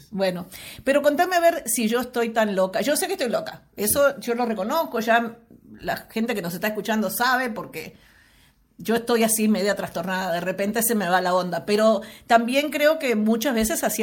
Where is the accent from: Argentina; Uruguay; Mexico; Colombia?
Uruguay; born there; moved away; yo hace muchos años que no vivo en Uruguay, 50 eh, años que no vivo en Uruguay, aunque es mi país natal.